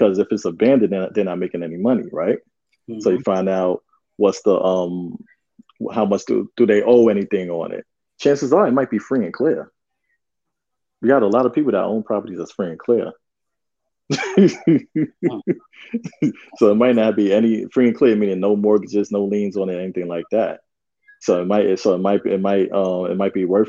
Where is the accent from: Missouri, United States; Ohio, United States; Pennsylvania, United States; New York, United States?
New York, United States; we're both from New York